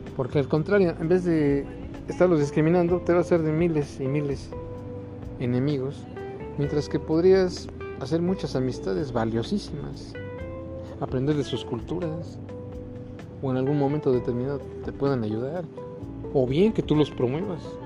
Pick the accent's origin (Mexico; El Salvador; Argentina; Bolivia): Mexico; nosotros como propios mexicanos nativos de aquí